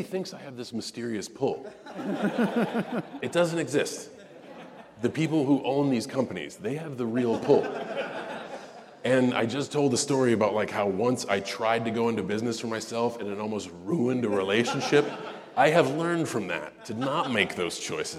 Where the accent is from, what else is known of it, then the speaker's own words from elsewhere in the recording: West Newbury, Massachusetts, United States; I'm from West Newbury, Massachusetts.